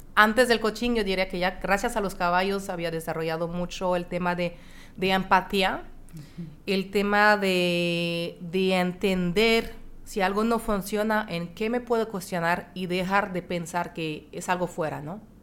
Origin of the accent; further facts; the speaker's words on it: France; moved away; also born or lived in Monterrey, Mexico; soy de Francia